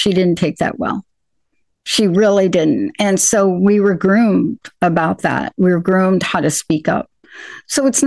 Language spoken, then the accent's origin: English; New York, United States; I grew up in New York.